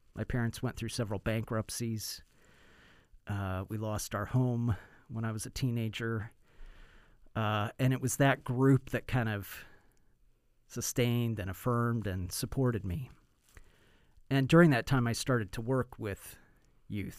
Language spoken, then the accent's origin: English; United States; also born or lived in Bay Area, California; as an American